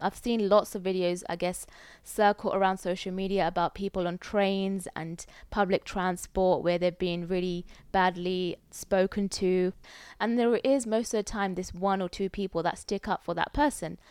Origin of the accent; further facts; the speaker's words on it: United Kingdom; As a British person, like, this is my home as well